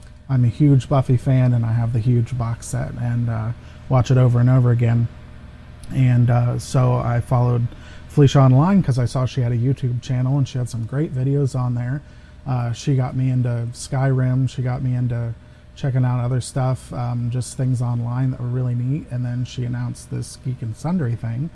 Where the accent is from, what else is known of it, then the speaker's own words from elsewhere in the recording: Ohio, United States; I am an American, and I live in Ohio